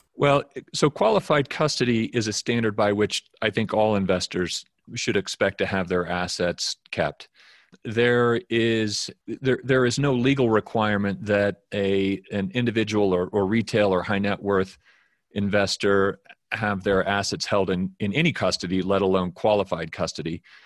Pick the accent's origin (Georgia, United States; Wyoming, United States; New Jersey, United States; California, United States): Wyoming, United States; moved away as an adult; also born or lived in New York; I'm originally from Wyoming. I grew up here